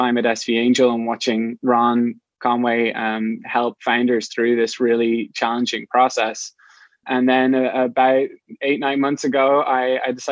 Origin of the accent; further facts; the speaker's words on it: Ireland; moved away as an adult; now in San Francisco, United States; I'm not from the US, I'm from Ireland. And about 10 years ago, I moved to San Francisco